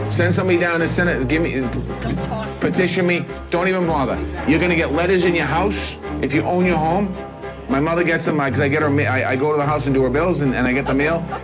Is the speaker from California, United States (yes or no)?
no; Dorchester, Massachusetts, United States; I grew up in Dorchester and I yeah, uh, went to work construction